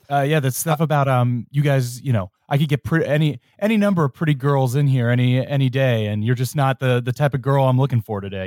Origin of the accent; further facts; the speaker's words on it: Cincinnati, Ohio, United States; I'm from Ohio. I grew up in Cincinnati.